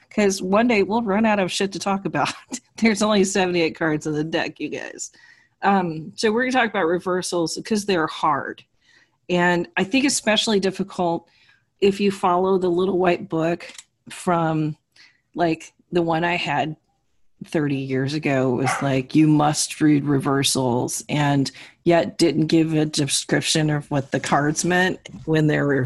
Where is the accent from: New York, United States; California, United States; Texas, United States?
New York, United States; the New Yorker.